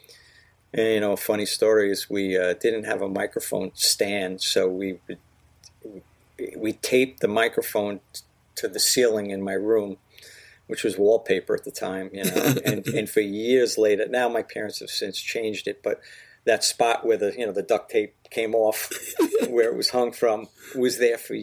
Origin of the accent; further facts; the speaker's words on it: Miller Place, New York, United States; I grew up on Harrison Avenue in Miller Place